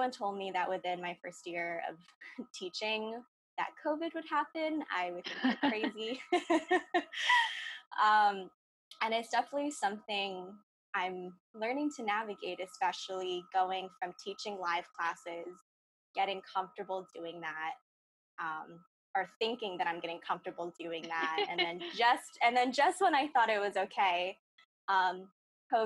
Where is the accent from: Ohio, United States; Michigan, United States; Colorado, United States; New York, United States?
New York, United States; Ossining; I'm from Austining, New York in Westchester County